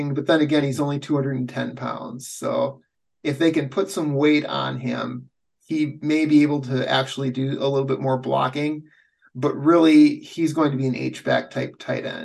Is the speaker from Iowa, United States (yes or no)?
no; Waunakee, Wisconsin, United States; my hometown, Wanakee, Wisconsin